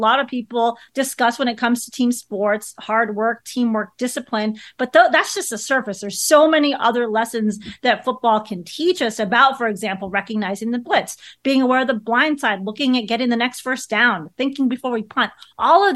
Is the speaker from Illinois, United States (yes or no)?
yes; Chicago, Illinois, United States; I grew up in Chicago and I was a Chicago Bears fan